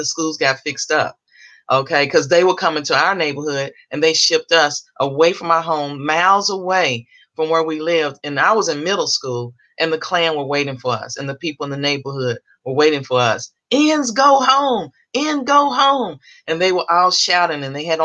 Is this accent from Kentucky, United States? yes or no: yes; Louisville, Kentucky, United States; So I grew up in Kentucky. I'm from Louisville, Kentucky.